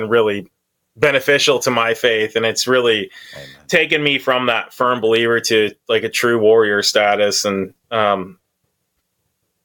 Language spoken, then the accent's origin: English; Auburn, California, United States; moved away; I grew up in Auburn, you know, not Washington, but down there